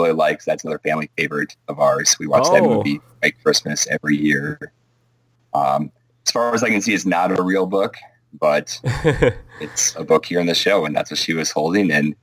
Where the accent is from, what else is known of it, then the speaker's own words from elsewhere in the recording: suburb of Milwaukee, Wisconsin, United States; My hometown, about, it's a suburb of Milwaukee, but it's about 30,000 people in the south.